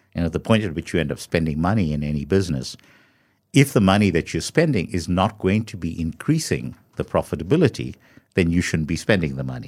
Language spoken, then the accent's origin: English; South Africa; as a South African, you know, carrying your South African passport